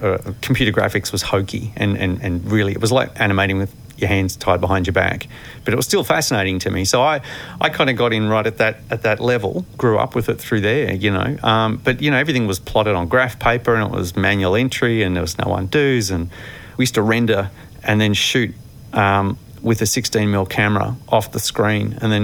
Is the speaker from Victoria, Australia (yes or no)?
yes; Mulgrave, Victoria, Australia; growing up in Mulgrave